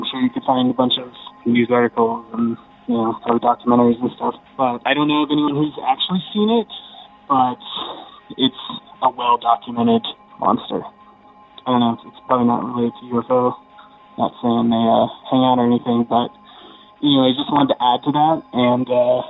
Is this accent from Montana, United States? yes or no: yes; Montana, United States; now in Central Oregon, United States; I'm calling from Central Oregon, but I'm originally from Montana.